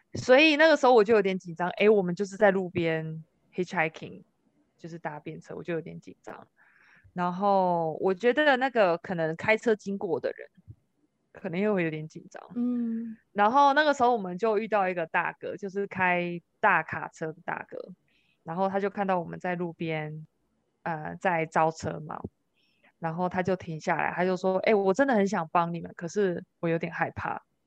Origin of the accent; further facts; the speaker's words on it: Kaohsiung, Taiwan; also born or lived in Oregon, United States; 我是高雄人嘛，我在美国有一个家，我在台湾也有一个家